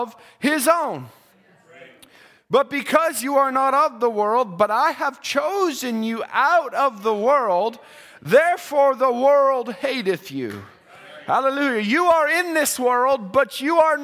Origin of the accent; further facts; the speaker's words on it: Canada; We thank God for the rights that we have as a Canadian